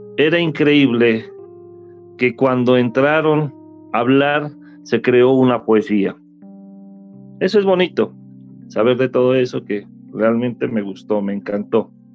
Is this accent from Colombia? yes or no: yes; Colombia; yo como colombiano